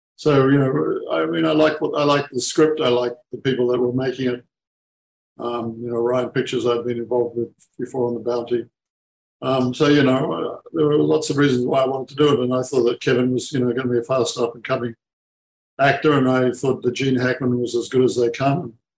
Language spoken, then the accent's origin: English; Australia; being as an Aussie